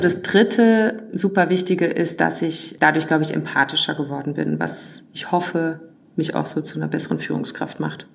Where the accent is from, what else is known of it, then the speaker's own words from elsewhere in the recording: Worms, Rhineland-Palatinate, Germany; moved away as an adult; also born or lived in Black Forest; now in Berlin, Germany; Ich habe Wurzeln im tiefsten Schwarzwald, bin dann aufgewachsen in der Nähe von Frankfurt in Worms